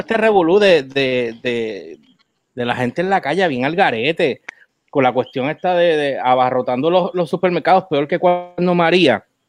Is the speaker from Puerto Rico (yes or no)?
yes; Puerto Rico; me frustra más como puertorriqueño